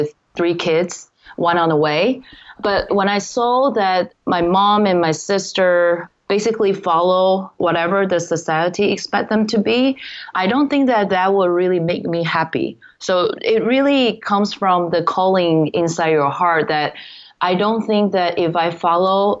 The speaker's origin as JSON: {"language": "English", "country": "Taiwan", "moved": "yes"}